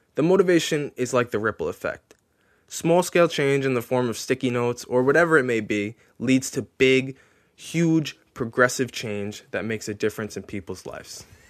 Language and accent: English; Long Island, New York, United States; I was born and raised on Long Island